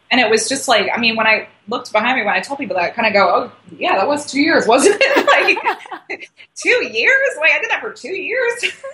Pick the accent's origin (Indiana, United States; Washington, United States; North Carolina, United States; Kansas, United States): North Carolina, United States; North Carolina.